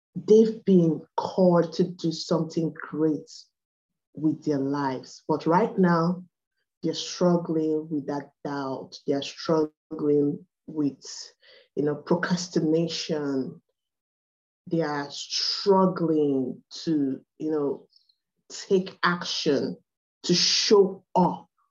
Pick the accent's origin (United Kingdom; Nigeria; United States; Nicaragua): Nigeria; accent: Igbo; English is a second language; I'm from Nigeria. I'm from the Igbo tribe.